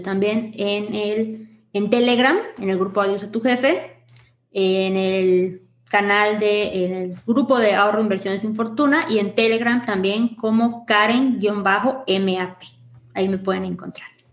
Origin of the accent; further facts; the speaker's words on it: Yucatán, Mexico; Yo soy Yucatán, amo mi tierra, adoro mi tierra